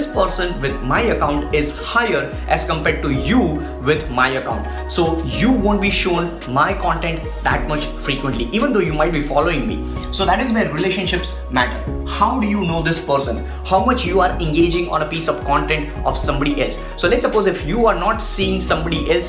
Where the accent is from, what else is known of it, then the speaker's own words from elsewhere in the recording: India; I'm from India